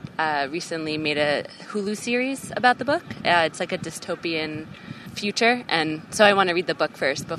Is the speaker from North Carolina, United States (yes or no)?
no; New Jersey, United States; moved away; I'm originally from New Jersey.